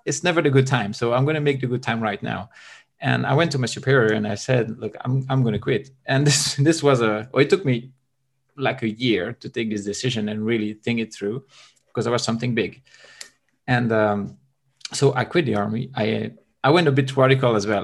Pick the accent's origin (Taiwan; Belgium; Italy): Belgium; now in Bulgaria; I'm from Belgium. I currently live in Bulgaria.